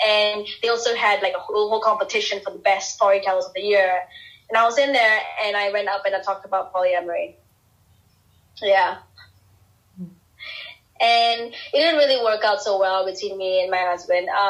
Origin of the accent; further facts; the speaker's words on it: Singapore; I'm this girl from Singapore with, you know, relatively conservative beliefs